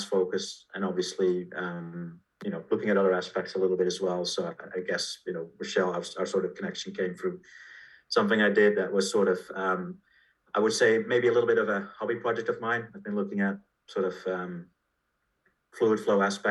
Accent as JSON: {"language": "English", "country": "Netherlands", "tie": "born or raised there", "said": "I was born in Holland, went to school there, and primary, secondary, and university."}